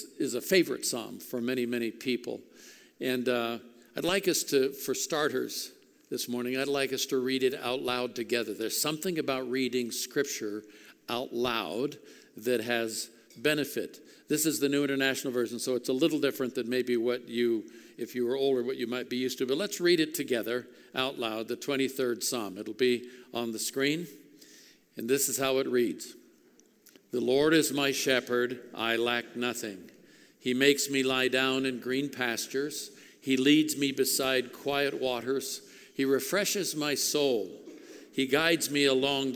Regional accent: Oakland, California, United States; when I was a kid growing up in Oakland, California, back in the 50s

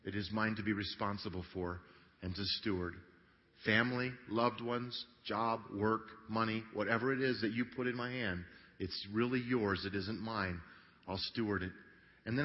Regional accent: Grand Junction, Colorado, United States; I grew up in Grand Junction, Colorado

